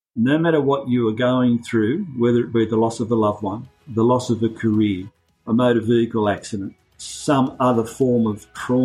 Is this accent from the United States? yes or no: no; Sydney, New South Wales, Australia; moved away as an adult; now in Bargo, Australia; I was born and raised in the Sydney suburbs. We're only newbies. We've only been here nearly 40 years, so we're not quite locals.